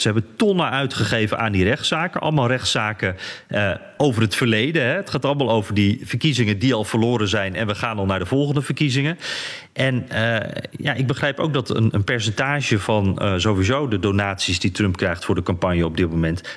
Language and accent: Dutch; Netherlands; wij zijn Nederlanders